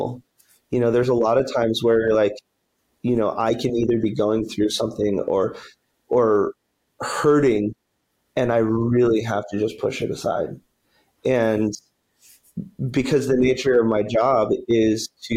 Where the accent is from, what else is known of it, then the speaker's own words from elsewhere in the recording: Wyoming, United States; now in Colorado, United States; I'm from Wyoming